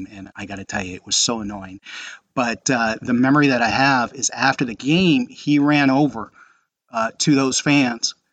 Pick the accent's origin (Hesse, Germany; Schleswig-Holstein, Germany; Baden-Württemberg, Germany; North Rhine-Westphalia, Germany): Hesse, Germany; Frankfurt; watching them present the Europa Cup uh, this past spring was it just brought back a flood of memories of growing up in Frankfurt.